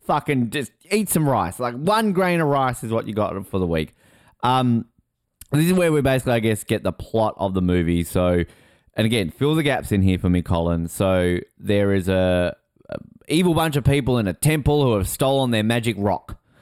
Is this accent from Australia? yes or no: yes; Australia; I'm Australian